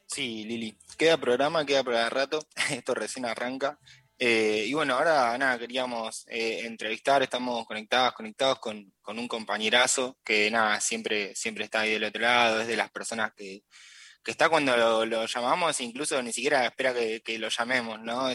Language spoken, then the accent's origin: Spanish; Córdoba, Argentina; yo soy de Córdoba